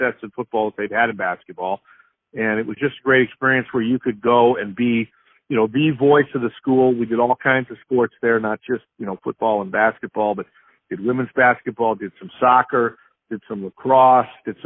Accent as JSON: {"language": "English", "town": "Stockton", "region": "California", "country": "United States", "tie": "born or raised there", "also_born_or_lived": "Georgia", "moved": "as an adult", "lives_now": "Idaho, United States", "said": "I grew up in California, Stockton, California"}